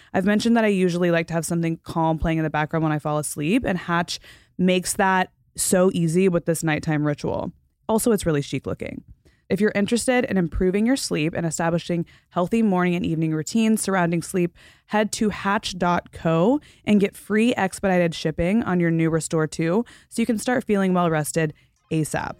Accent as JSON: {"language": "English", "region": "the South", "country": "United States", "tie": "born or raised there", "also_born_or_lived": "Florida / Texas", "said": "growing up in Florida and Texas"}